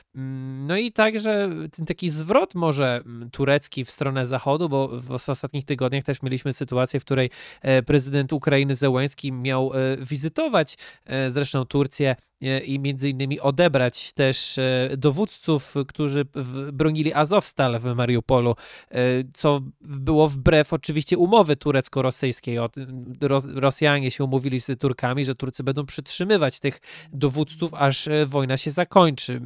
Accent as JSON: {"language": "Polish", "country": "Poland", "said": "my, Polacy"}